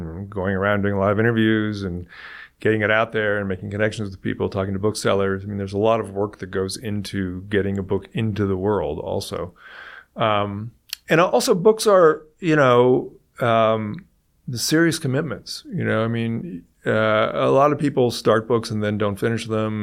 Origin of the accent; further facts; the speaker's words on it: Silicon Valley, California, United States; I grew up in California and in Silicon Valley